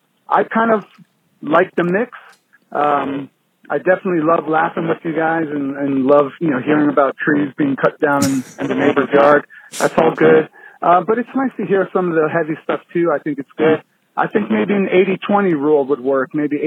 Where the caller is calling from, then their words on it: Wilmington, North Carolina, United States; also born or lived in New Jersey; I'm calling from Wilmington, North Carolina.